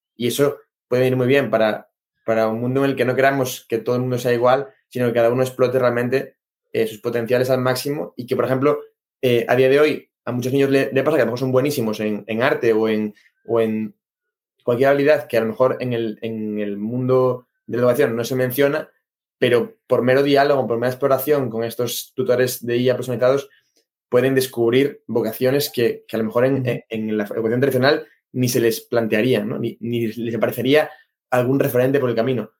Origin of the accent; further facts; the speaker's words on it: Galicia, Spain; moved away; aquí en Galicia, bueno, aquí no, yo vengo de Galicia